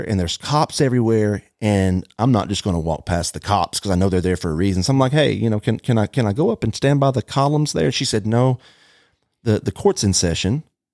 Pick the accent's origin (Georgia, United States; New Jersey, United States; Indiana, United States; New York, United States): Georgia, United States; Dalton; I'm from Dalton, Georgia.